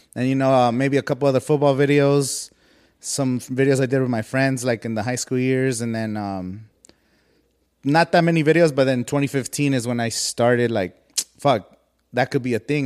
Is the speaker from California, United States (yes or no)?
yes; Coachella Valley, California, United States; I'm from the Coachella Valley